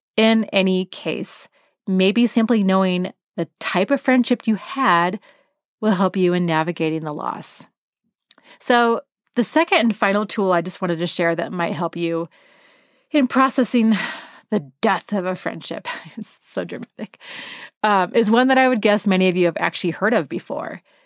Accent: Portland, Oregon, United States; I was from Portland.

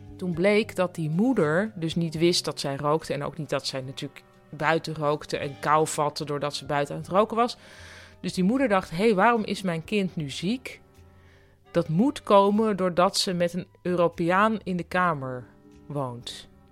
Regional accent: Netherlands; ik kwam uit Nederland

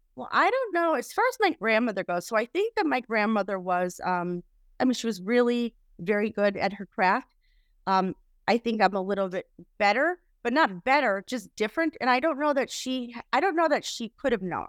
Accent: Chicago, Illinois, United States; I was raised in Chicago

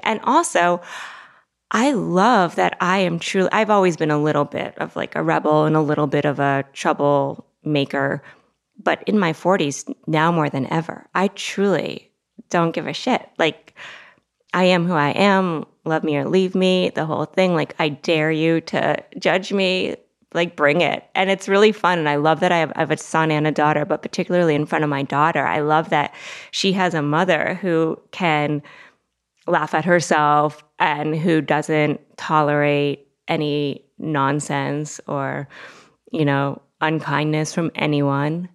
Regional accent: Longmeadow, Massachusetts, United States; now in New York City, United States; I grew up in a preppy town in Massachusetts, Longmeadow, Massachusetts.

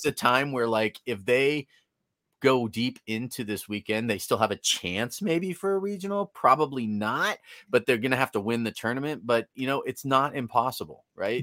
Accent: Bay Area, California, United States; moved away; I grew up in the Bay Area

